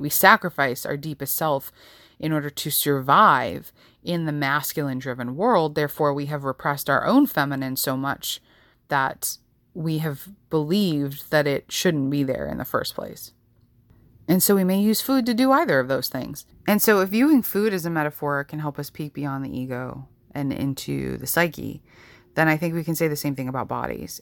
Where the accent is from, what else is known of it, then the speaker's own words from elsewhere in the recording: New York, United States; growing up in New York